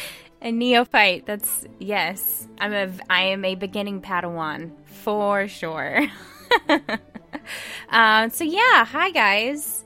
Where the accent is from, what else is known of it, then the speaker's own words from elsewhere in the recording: Memphis, Tennessee, United States; moved away as an adult; now in New York City, United States; I am from Memphis, Tennessee uh, I moved to New York City about two years ago